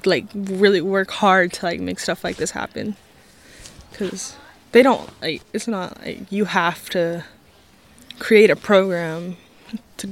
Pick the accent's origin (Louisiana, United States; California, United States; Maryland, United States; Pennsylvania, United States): California, United States; Happy Camp; also born or lived in Yreka; I'm from Happy Camp and Wairika, and I have a lot of siblings, like a lot, so which is pretty cool. I kind of grew up around the river on the Klamath